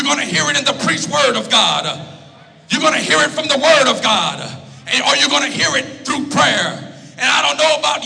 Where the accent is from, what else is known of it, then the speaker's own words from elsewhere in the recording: Louisiana, United States; I'm from Louisiana.